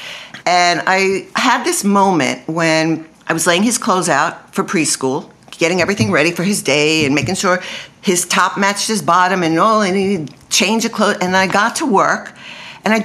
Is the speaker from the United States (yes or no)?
yes; New York, United States; moved away; I'm from New York and I used to box when I lived in New York